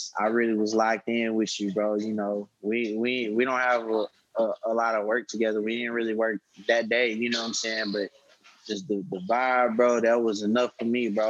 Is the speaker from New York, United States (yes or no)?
no; Houston, Texas, United States; I'm from Texas, so I grew up listening to a lot of people from the South